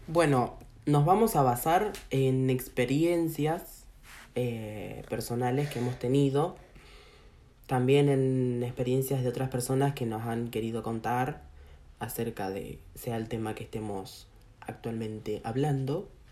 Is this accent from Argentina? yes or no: yes; Argentina; also born or lived in Brazil; yo como la puta madre soy argentino